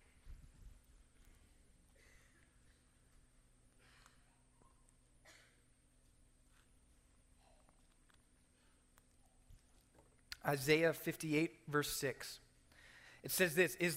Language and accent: English; Maryland, United States; my home in Maryland, my hometown in Maryland